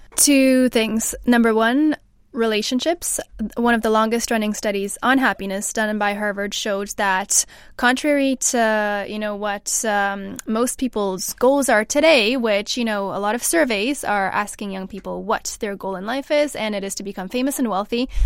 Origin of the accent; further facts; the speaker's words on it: Canada; now in England; so I'm from Canada